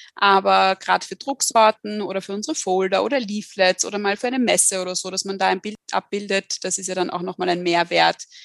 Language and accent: German; Austria; hier bei uns in Österreich